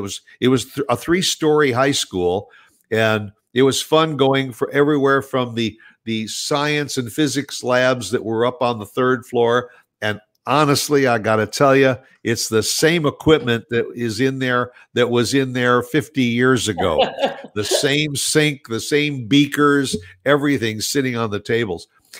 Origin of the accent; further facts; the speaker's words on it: New Jersey, United States; born there; I was born in New Jersey, and I used to go back there every summer to stay with my grandparents.